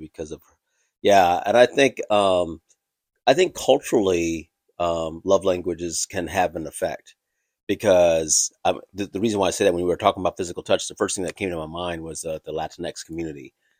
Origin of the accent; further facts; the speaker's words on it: Thailand; I'm from Thailand, obviously, and our Asian culture